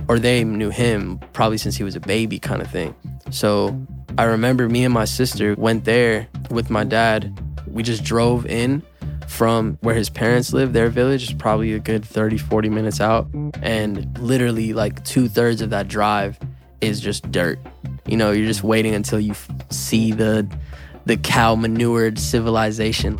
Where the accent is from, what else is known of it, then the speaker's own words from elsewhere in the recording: New Haven, Connecticut, United States; I'm from New Haven, Connecticut